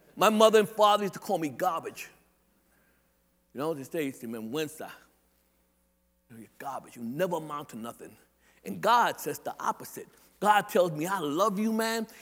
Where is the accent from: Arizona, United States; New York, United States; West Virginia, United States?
New York, United States; New York City; also born or lived in Staten Island; I'm a Brooklyn boy. I live in Staten Island, but I'm not from Staten Island. I'm from Brooklyn